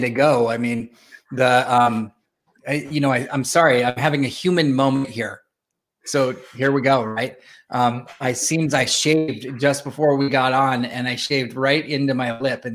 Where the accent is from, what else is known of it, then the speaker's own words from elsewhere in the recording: San Jose, California, United States; I grew up here in San Jose, California